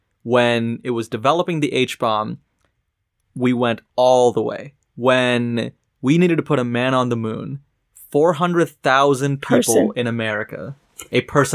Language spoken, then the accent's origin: English; Houston, Texas, United States; Houston, Texas, my hometown.